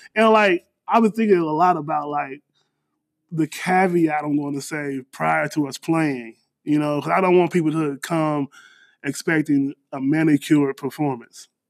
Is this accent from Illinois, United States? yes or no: yes; Danville, Illinois, United States; moved away as an adult; also born or lived in Chicago, Illinois; now in Houston, United States; born born and raised in Danville, moved to Chicago